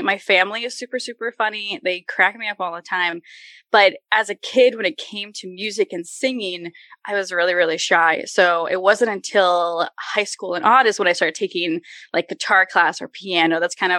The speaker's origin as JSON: {"language": "English", "town": "Worcester", "region": "Massachusetts", "country": "United States", "tie": "born or raised there", "lives_now": "Los Angeles, United States", "said": "I label Worcester as my hometown in Massachusetts because that's where I live the longest."}